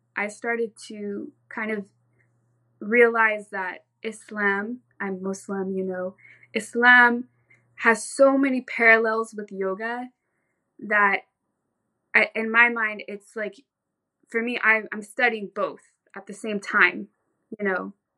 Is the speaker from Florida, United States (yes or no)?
no; Orange County, California, United States; born or raised there; also born or lived in Santa Cruz, California